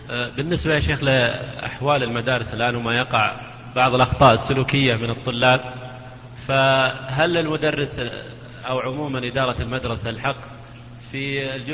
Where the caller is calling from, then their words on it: Riyadh, Riyadh Province, Saudi Arabia; من الرياض أنا جاي